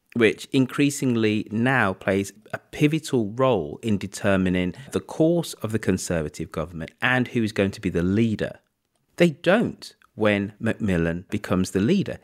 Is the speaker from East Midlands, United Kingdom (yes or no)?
no; Birmingham, West Midlands, United Kingdom; as a Brummie